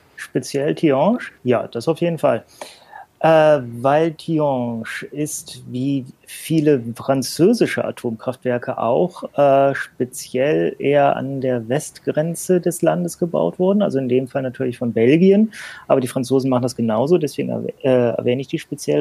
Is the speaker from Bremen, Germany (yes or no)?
yes; Bremen, Germany; ich komme ja aus Bremen, was da auch so mehr oder weniger in der Nähe ist